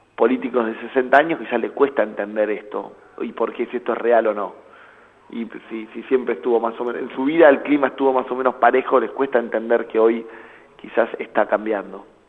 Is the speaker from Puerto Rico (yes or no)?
no; Argentina